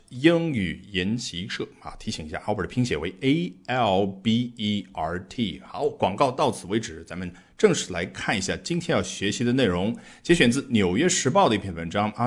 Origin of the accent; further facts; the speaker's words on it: China; 我们中国人来啦